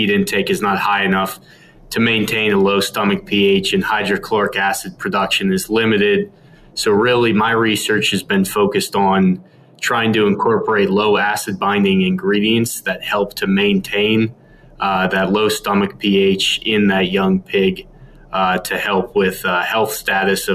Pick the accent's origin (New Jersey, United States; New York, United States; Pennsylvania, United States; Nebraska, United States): Pennsylvania, United States; moved away as an adult; now in Kansas, United States; I'm originally from Pennsylvania